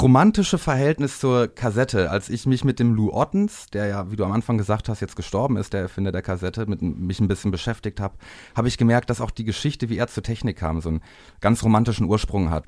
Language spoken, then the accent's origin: German; Bielefeld, North Rhine-Westphalia, Germany; aus dem Raum Bielefeld, wo ich herkomme